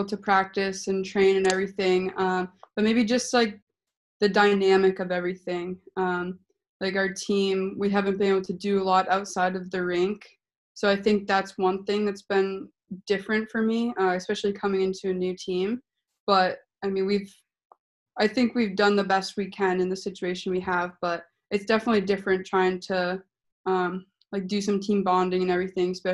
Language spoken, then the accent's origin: English; Rochester, New Hampshire, United States; I started playing in my hometown Rochester